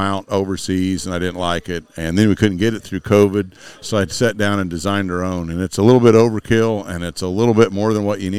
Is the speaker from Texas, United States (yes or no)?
no; Rossville, Illinois, United States; I grew up in the Rossville, Illinois, East Central Illinois, and it's pretty much corn country.